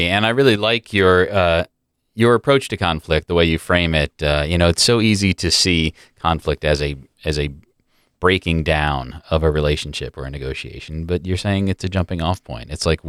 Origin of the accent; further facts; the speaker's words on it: New Jersey, United States; now in Southwest Virginia, United States; I mean, I come to Southwest Virginia from New Jersey, where I moved in a community of family and friends where we say what's on our mind and we hash it out.